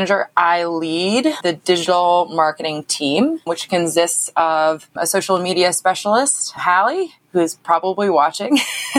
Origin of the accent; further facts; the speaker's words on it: San Diego, California, United States; I'm originally from San Diego. So I grew up with pools.